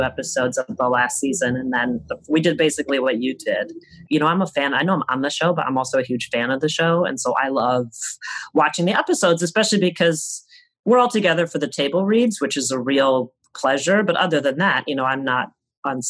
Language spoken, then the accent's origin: English; United States; Growing up in the time I grew up in America